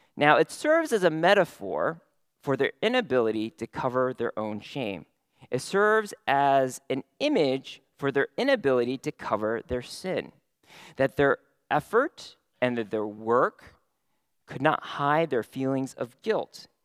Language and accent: English; San Francisco Bay Area, California, United States; now in Houston, United States; growing up in the San Francisco Bay Area